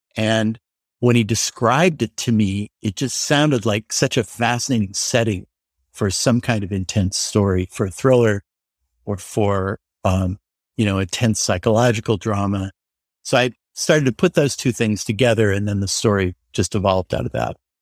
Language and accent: English; Denver, Colorado, United States; moved away as an adult; now in Los Angeles, United States; I was from Denver, so I didn't know anyone here